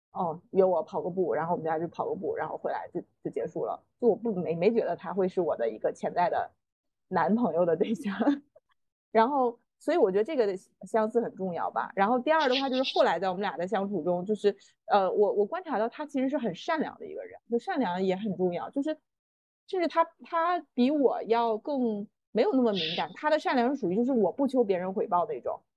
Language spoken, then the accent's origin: Chinese; northern China, China; moved away as an adult; also born or lived in Beijing / Shanghai; 他的大学是在我的老家上的